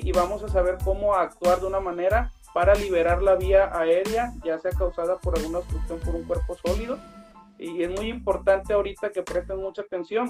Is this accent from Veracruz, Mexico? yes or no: no; Tepic, Nayarit, Mexico; yo soy originario de Tepic Nayarit